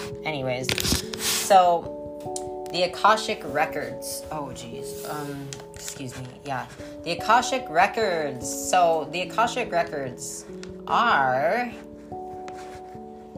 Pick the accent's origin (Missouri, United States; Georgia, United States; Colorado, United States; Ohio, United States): Colorado, United States; I'm from Colorado